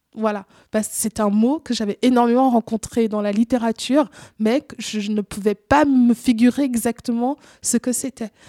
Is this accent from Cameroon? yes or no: yes; Cameroon; now in Switzerland; j'ai grandi au Cameroun, j'ai vécu une grande partie de ma vie au Cameroun